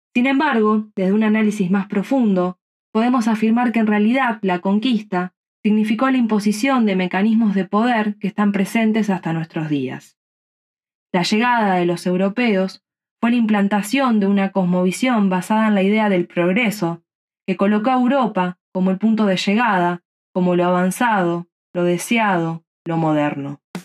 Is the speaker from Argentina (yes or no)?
yes; Argentina; nací en Argentina donde vivo actualmente